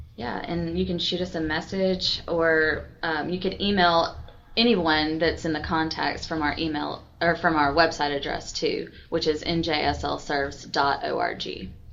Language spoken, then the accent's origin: English; Milledgeville, Georgia, United States; moved away as an adult; also born or lived in Macon / Atlanta; now in Newnan, United States; I'm from Milledgeville, Georgia